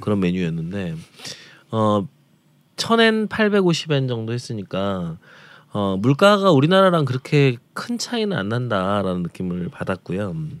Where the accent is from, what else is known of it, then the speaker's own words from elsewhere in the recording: Jeonju, North Jeolla, South Korea; moved away; 저도 전주를 떠난 지가 오래돼서